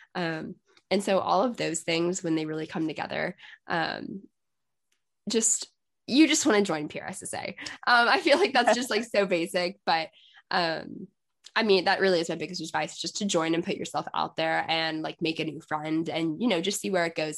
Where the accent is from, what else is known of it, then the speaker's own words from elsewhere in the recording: Texas, United States; I'm from Texas